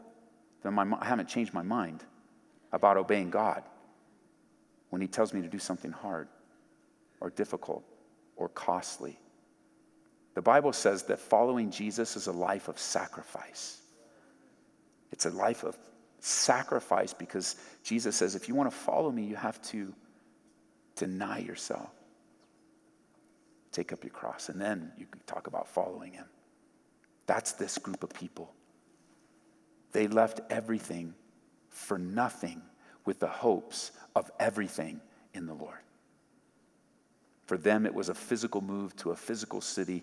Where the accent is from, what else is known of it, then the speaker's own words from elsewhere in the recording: Southern California, United States; moved away as an adult; I grew up in Southern California.